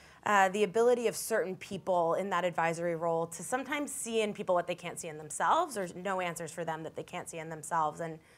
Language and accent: English; New York City, New York, United States; also born or lived in San Francisco; I grew up here in New York City and wanted to be a journalist and pursued that through school and after school. And it brought me out to San Francisco eventually